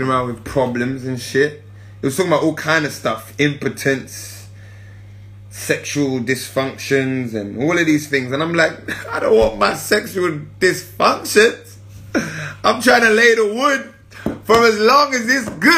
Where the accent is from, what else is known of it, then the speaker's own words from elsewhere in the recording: London, United Kingdom; I grew up in Northwest